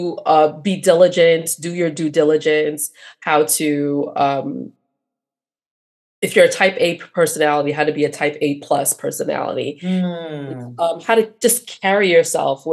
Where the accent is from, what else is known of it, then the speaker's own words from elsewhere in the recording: New York City, New York, United States; I am a first generation American, proud daughter of immigrants. My father's from Venezuela. My mom's from Jamaica, born and raised in Brooklyn, New York.